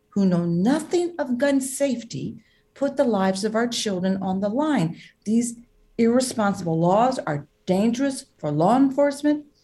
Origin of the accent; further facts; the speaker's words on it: Georgia, United States; Back in my home state of Georgia, our governor is trying to implement permitless carry